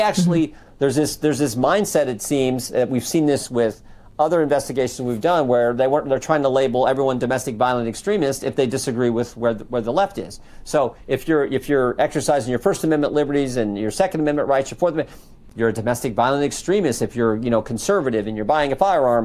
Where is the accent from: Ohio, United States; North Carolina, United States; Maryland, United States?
Ohio, United States; Western; I'm from Western Ohio